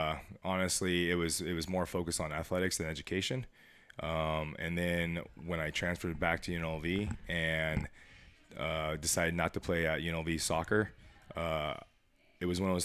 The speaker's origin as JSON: {"language": "English", "town": "Las Vegas", "region": "Nevada", "country": "United States", "tie": "born or raised there", "said": "I was born and raised here in Las Vegas, Nevada, and 36 years old"}